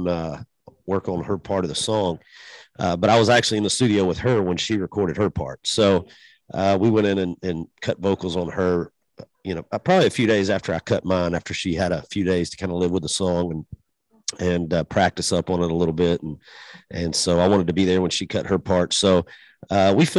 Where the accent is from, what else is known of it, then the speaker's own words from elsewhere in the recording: Macon, Georgia, United States; my hometown and you know, where I'm from